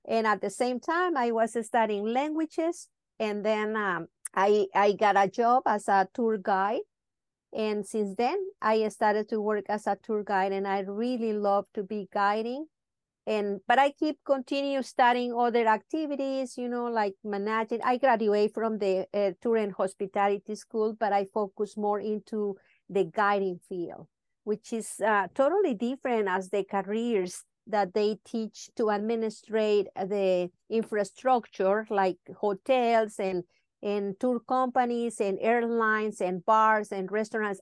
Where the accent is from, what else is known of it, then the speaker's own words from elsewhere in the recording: Mazatlán, Sinaloa, Mexico; English is a second language; moved away as an adult; now in Los Cabos, Mexico; I grew up in Mazatlan.